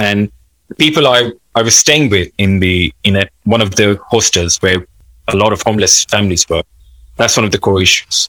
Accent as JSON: {"language": "English", "country": "Pakistan", "tie": "born or raised there", "moved": "yes", "said": "I wasn't born in here. I was born in Pakistan. I came in here in 2009."}